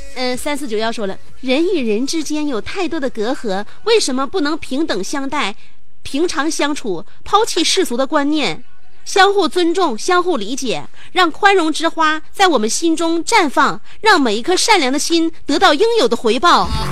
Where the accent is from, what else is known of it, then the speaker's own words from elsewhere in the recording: Shenyang, Liaoning, China; accent: Shenyang dialect; 用我们沈阳话就是得劲儿的意思